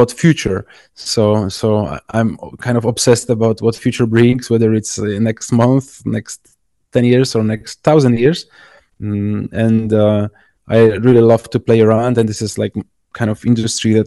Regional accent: Poland; I'm from Poland

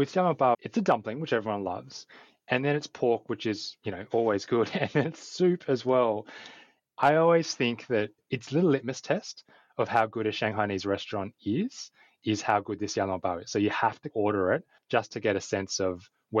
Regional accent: Australia; moved away as an adult; also born or lived in China / Vietnam / India / Cambodia; Growing up in Australia in the 80s and 90s

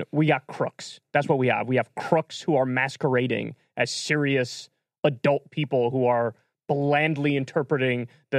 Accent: New York, United States; moved away; where I grew up in New York.

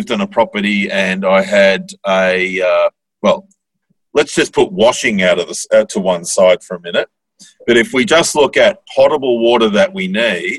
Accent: Bendigo, Victoria, Australia; I grew up in Bendigo, which is a town of, I don't know, 100,000 people or so.

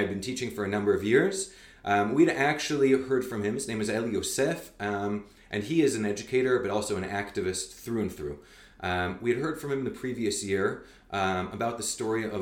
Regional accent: Montreal, Quebec, Canada; also born or lived in Calgary, Canada / New York, United States; now in Israel; I was born in Calgary. I grew up in Canada, in Montreal.

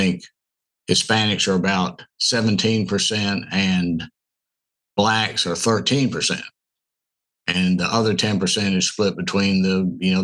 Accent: Memphis, Tennessee, United States; also born or lived in Minnesota; So we all moved back to Memphis, and I grew up essentially in Memphis

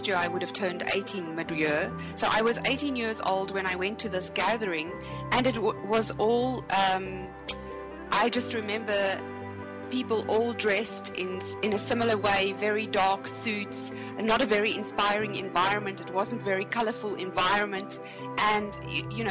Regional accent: South Africa; moved away as an adult; also born or lived in Munich, Germany; when I left my home country, South Africa

